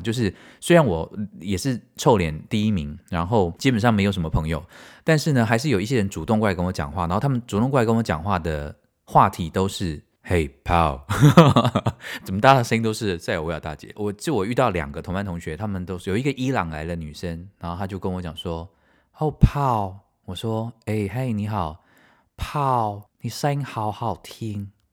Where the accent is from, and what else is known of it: Taiwan; also born or lived in Tainan